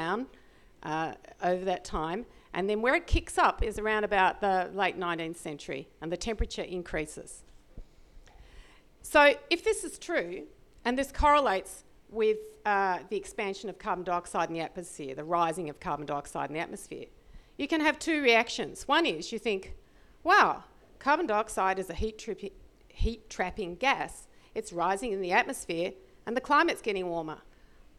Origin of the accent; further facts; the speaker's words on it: Australia; I'm an Australian